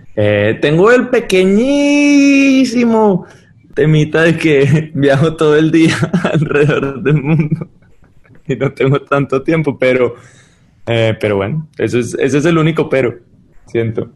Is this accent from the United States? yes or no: yes; United States; moved away as an adult; also born or lived in Colombia; yo crecí toda mi vida en Estados Unidos